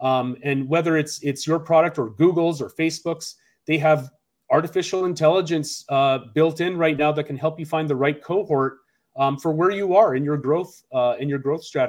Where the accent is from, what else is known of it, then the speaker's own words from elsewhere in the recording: Seattle, Washington, United States; a best example I've seen is here in my hometown in Seattle.